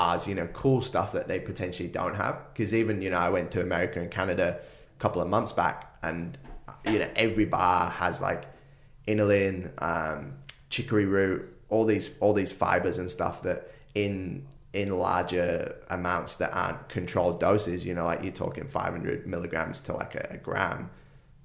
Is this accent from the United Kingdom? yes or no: yes; United Kingdom; now in Gold Coast, Australia; me being from the UK